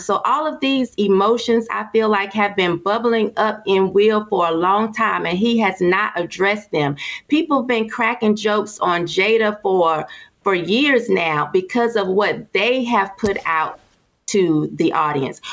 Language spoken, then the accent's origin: English; Durham, North Carolina, United States; I'm from Durham and this is Bull City